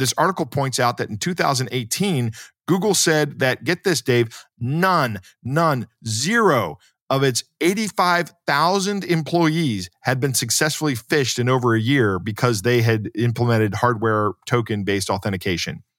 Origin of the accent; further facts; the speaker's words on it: United States; as an American